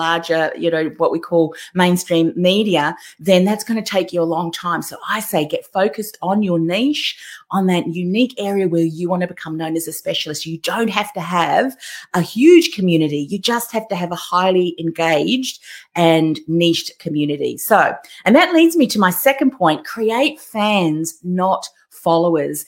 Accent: Melbourne, Victoria, Australia; I'm from Melbourne too

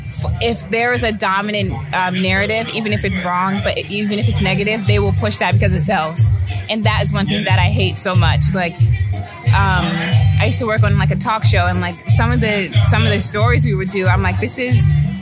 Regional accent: the South, United States; Well, I say that because growing up in the South, I'm like, damn, we like haven't come that far

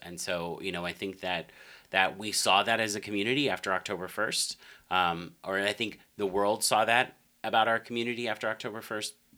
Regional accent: Denver, Colorado, United States; also born or lived in Arkansas; now in Las Vegas, United States; born and raised in Denver, Colorado

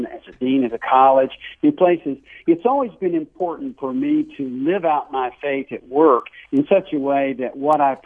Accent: North Carolina, United States; accent: Southern; I grew up in the South. You can probably tell my accent in North Carolina

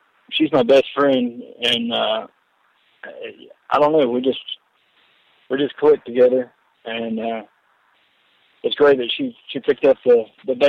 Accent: Chattanooga, Tennessee, United States; moved away; where I was raised up in Chattanooga, Tennessee

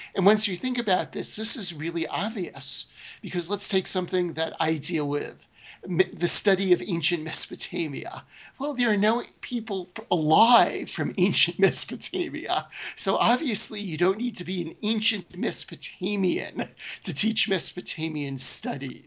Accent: New York City, New York, United States; I grew up in Brooklyn, New York, in a predominantly Jewish neighborhood.

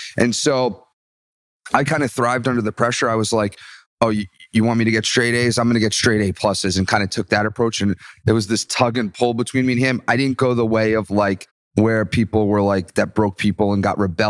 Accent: Byram, New Jersey, United States; also born or lived in Bronx, New York; Town called Byram, New Jersey

